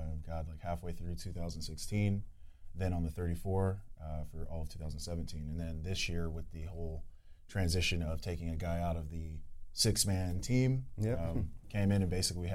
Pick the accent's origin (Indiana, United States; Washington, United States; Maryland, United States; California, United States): California, United States; moved away; I'm from California.